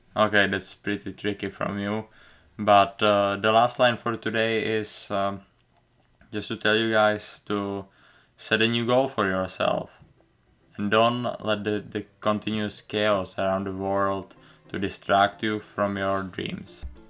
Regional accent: Czechia; accent: thick accent; English is a second language; moved away as an adult; also born or lived in United States; I, uh, grew up, uh, in the Czech Republic, playing hockey since I was, uh, four years old

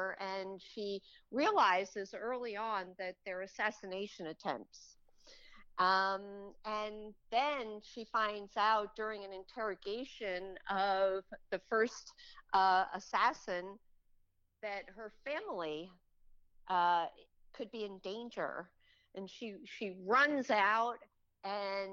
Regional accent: New Jersey, United States; I'm born and raised in New Jersey

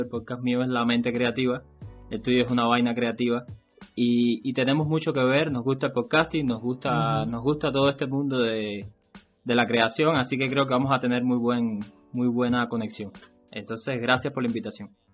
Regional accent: Cuba; mi país, en Cuba

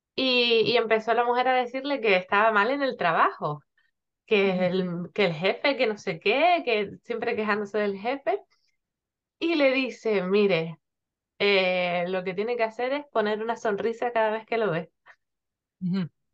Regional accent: Gran Canaria, Canary Islands, Spain; now in Tenerife, Spain; yo estoy en Tenerife, aunque soy de Gran Canaria

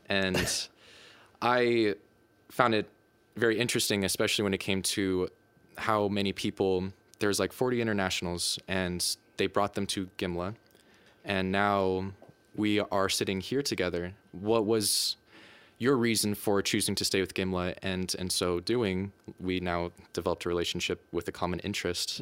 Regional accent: United States; moved away as an adult; now in Denmark; I'm from the United States

